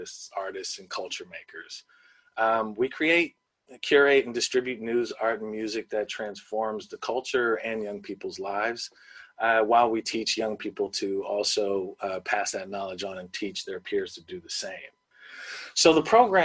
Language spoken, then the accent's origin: English; Bay Area, California, United States; I'm from the Bay Area